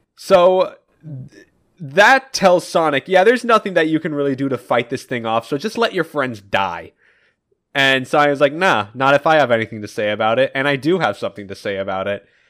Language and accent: English; United States; I am an American